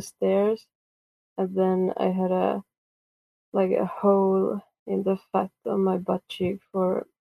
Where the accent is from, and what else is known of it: Estonia